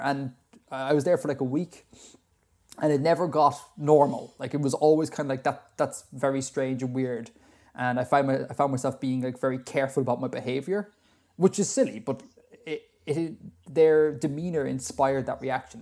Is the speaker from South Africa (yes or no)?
no; Ireland; Being Irish